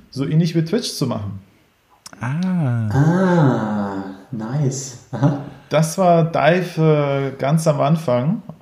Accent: Ukraine; now in Berlin, Germany; ursprünglich aus der Ukraine, in, nach Deutschland gezogen, in, ich glaube, 98, hier ein bisschen aufgewachsen, hin und her geflogen äh, ziemlich wilde Zeit und äh, war dann aber am Ende in Berlin.

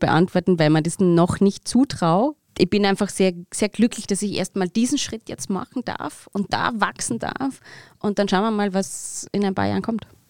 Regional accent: Pfarrkirchen, Bavaria, Germany; Im Pfarrkirchen, in dem Ort, wo ich aufgewachsen bin

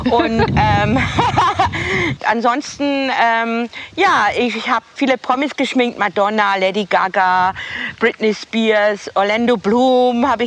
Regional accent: Bavaria, Germany; now in Parkstetten, Germany; süßes kleines Städtchen in der Nähe vom Bayerischen Wald zwischen äh, Deckendorf und Passau. Das ist meine Heimatstadt. Und ich bin hier in einer kleinen Vorstadt, die heißt Parkstetten.

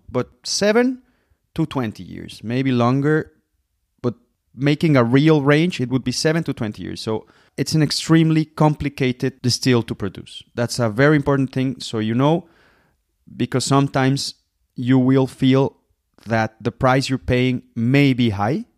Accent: Guadalajara, Jalisco, Mexico; moved away as an adult; also born or lived in Puerto Vallarta; now in Germany; I was born in Puerto Vallarta, where I come from. I was raised in Guadalajara. That's tequila land. I live in Germany since 2014

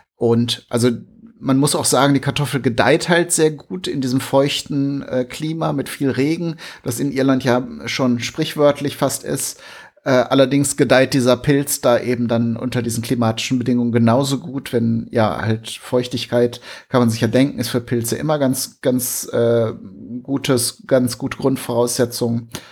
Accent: Germany; bei uns in Deutschland

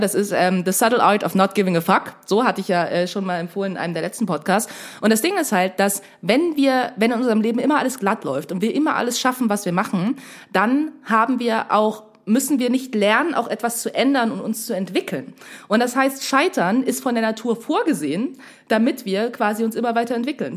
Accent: Dresden, Saxony, Germany; als eine gebürtige Dresdnerin

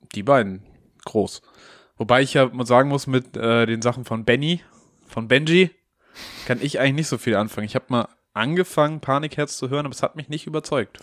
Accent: Hamburg, Germany; Als gebürtiger Hamburger

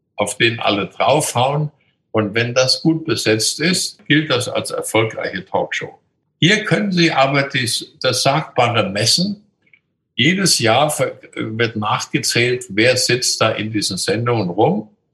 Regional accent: Coburg, Bavaria, Germany; In meiner Jugend bin ich in der Stadt Coburg jeden Tag zum Gymnasium gegangen durch die Mohrenstraße

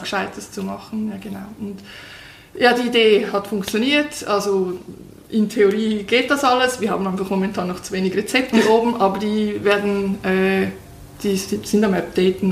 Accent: Switzerland; für uns Schweizer

